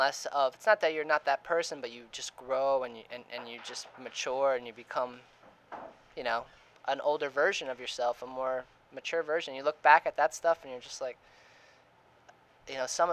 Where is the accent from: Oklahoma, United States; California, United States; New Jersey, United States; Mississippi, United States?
New Jersey, United States; also born or lived in Florida; I grew up in New Jersey till like seventh grade, moved to Florida for high school, and then I came back afterwards